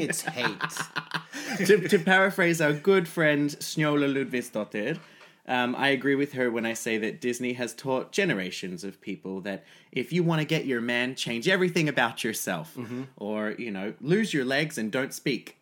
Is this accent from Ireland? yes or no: no; Australia; I'm Australian